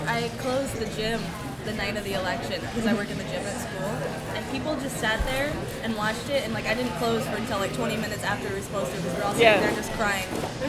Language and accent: English; Rome, New York, United States; born or raised there